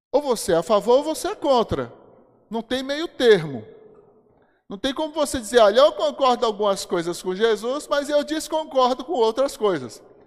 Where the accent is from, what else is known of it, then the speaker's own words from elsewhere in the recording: Brasília, Federal District, Brazil; nasci aqui. Quando eu era criança aqui em Brasília